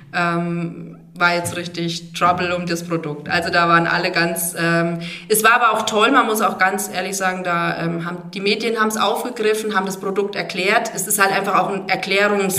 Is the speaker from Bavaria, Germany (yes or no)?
yes; Motten, at the foot of the Dreistelz, Bavaria, Germany; moved away as an adult; also born or lived in Hammelburg / Ecuador / Bad Neustadt; ich bin äh, gebürtig aus Motlos und ähm, am Fuße des Dreischätzberges groß geworden